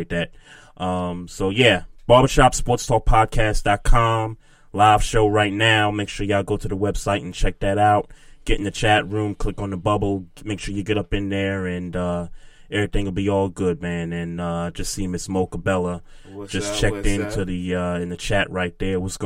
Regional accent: New York City, New York, United States; moved away; my hometown

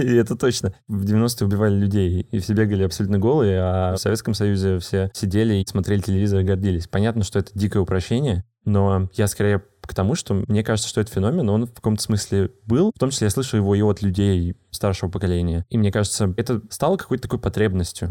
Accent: Moscow Oblast, Russia; я из Московской области

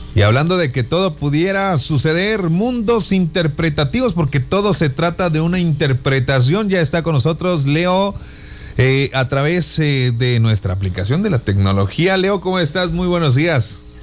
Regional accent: Ciudad Juárez, Chihuahua, Mexico; De Ciudad Juárez

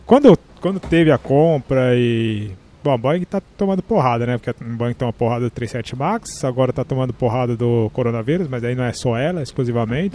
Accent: Brazil; Nós, como brasileiros

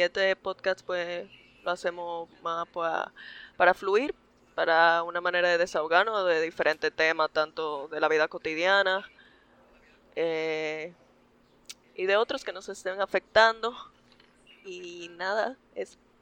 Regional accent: Santo Domingo, Distrito Nacional, Dominican Republic; Yo nací en Santo Domingo, República Dominicana.

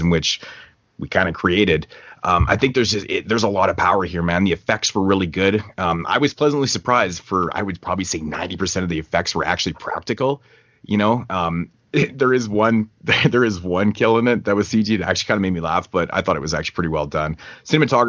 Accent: Canada; I'm Canadian

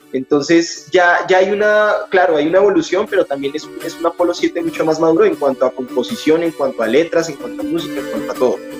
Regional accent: Colombia; somos de Colombia

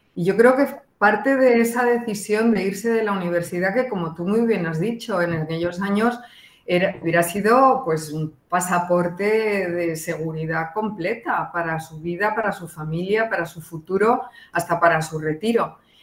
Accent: Spain; moved away; yo vengo de un país autoritario, yo me crié en, una dictadura

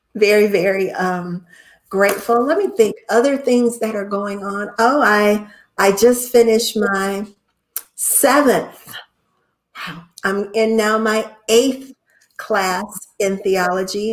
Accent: Cleveland, Ohio, United States; I'm from Cleveland, Ohio

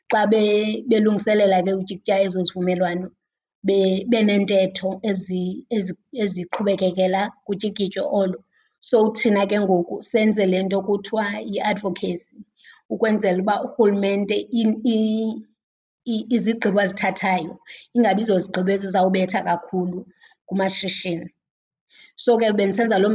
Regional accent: Whittlesea, Eastern Cape, South Africa; Ndizalelwe eHewu, Witlisi, kwindawo ebizwa uba kuseBhede, Hewu. Eh, ndakhulela khona ke, ndafunda khona.

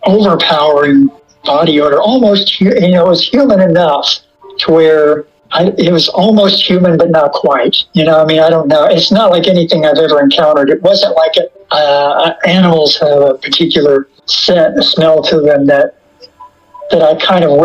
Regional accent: Lexington, Kentucky, United States; I was born in Lexington, and I grew up downtown in an area that was just Victorian houses

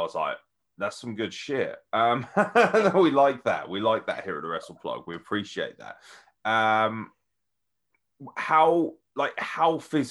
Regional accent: United Kingdom; we're British

